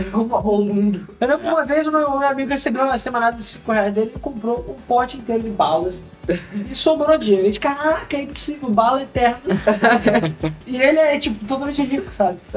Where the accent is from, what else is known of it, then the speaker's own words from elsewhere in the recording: Rio de Janeiro, Brazil; somos do Rio, cara. Normal.